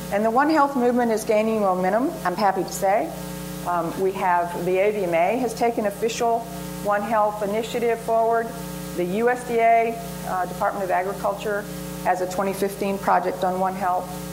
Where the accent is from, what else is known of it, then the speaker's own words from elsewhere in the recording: Nashville, Tennessee, United States; my hometown of Nashville, Tennessee